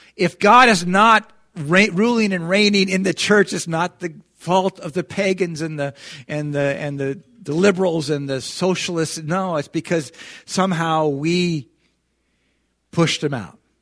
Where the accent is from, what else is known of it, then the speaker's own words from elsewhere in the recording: United States; we as American Christians